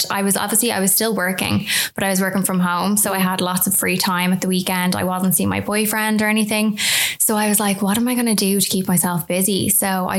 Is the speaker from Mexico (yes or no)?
no; Dublin, Leinster, Ireland; I'm from Sandy Mount in Dublin.